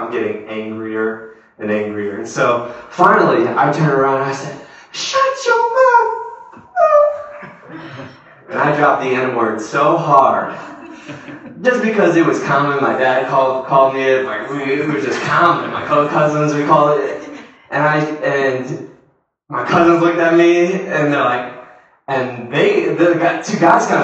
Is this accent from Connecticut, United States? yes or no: yes; South Windsor, Connecticut, United States; we grew up in a suburb